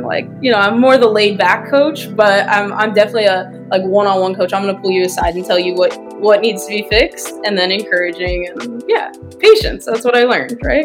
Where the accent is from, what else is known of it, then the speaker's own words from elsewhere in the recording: Las Vegas, Nevada, United States; now in Kansas, United States; I grew up in Vegas, so it's still big